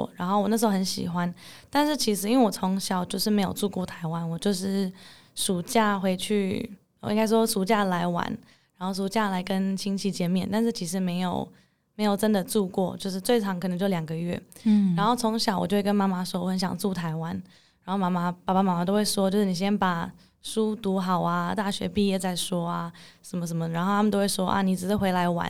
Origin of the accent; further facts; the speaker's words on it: Netherlands; also born or lived in Hong Kong / Singapore / United Kingdom; now in Taiwan; 我妈妈是台湾人，爸爸是英国人。然后我小时候其实在香港长大，但是其实住不到一年就搬到新加坡。新加坡住了三年之后，到了英国住了四年。英国之后又搬到荷兰，那大部分的时间都是在荷兰长大。